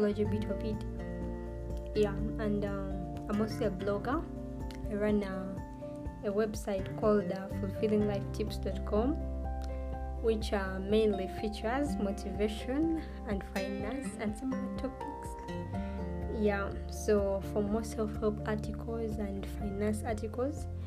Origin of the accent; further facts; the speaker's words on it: Uganda; I'm born and raised in Uganda.